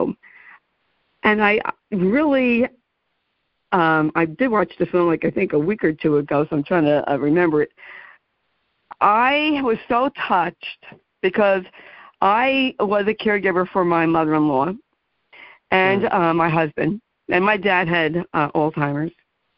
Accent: New York City, New York, United States; I grew up in the Bronx, and my mom's parents are from Europe.

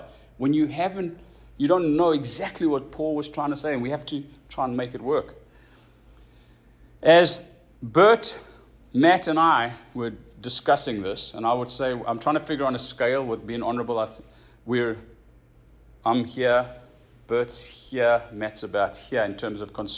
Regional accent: South Africa; moved away; When we grew up in South Africa, you could walk around without a shirt

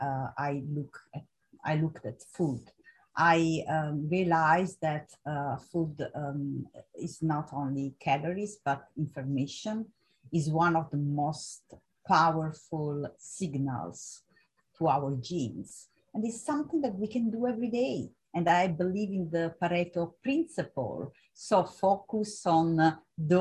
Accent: Italy; moved away as an adult; also born or lived in Vienna, Austria; I moved from Italy to Vienna

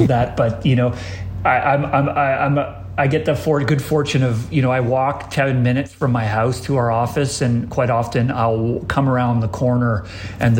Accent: Victoria, British Columbia, Canada; now in Toronto, Canada; I grew up in Victoria, BC

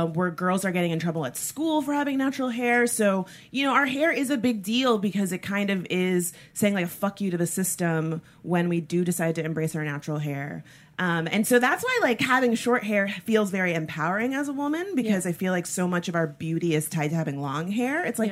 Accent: South Florida, United States; I'm from South Florida

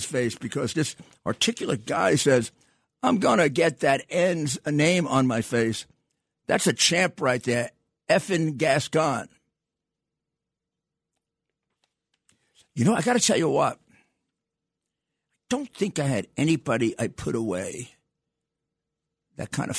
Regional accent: New York City, New York, United States; I came from Brooklyn

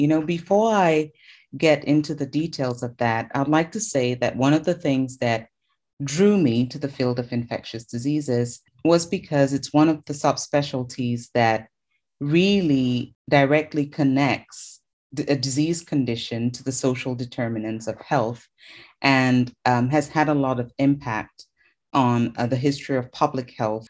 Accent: Cameroon; moved away as an adult; I'm originally from Cameroon, which is where I did my medical training.

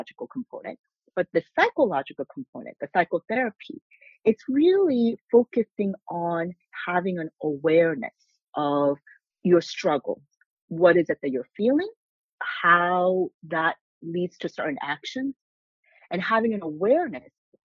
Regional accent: California, United States; moved away as an adult; also born or lived in South Korea / Maryland; now in New York, United States; I went to high school in California

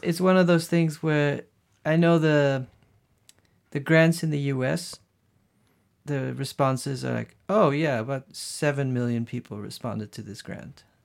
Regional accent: Netherlands; English is a second language; moved away as an adult; also born or lived in Brazil / Los Angeles / Paris / Berlin; growing up in the Netherlands

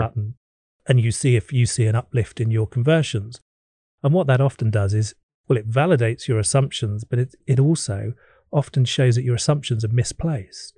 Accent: England, United Kingdom; being an Englishman

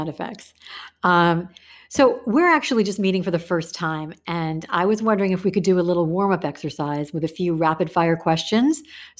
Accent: California, United States; Because I'm from California. I can feel a fellow Californian.

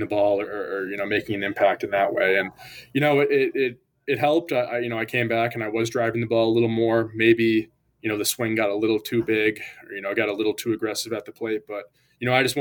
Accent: Scranton, Pennsylvania, United States; moved away as an adult; I'm from Scranton

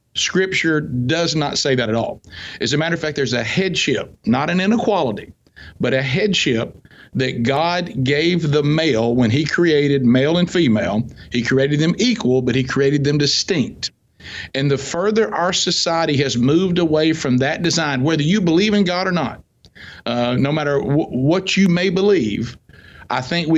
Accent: the South, United States; I'm from the South, so everybody goes to church.

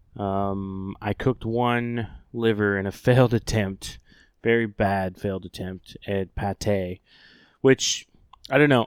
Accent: Oklahoma, United States; moved away; the great state of Oklahoma, uh, my home state

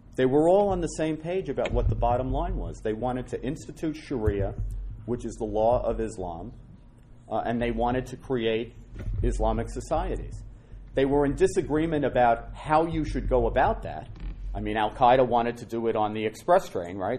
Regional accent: New York City, New York, United States; I'm a Irish Catholic guy from the Bronx

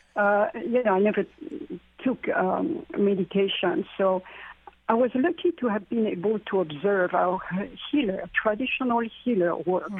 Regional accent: France; moved away; growing up in France, in that part of France which is where the Druids uh, were, the Celtic area

